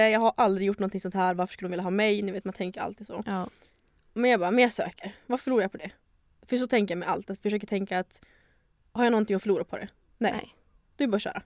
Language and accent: Swedish; Luleå, Norrbotten County, Sweden; moved away as an adult; now in Stockholm, Sweden; Jag är 24 år, född och uppvuxen i Luleå